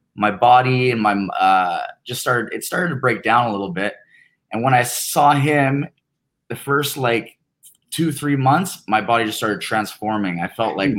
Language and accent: English; Canada; being Canadian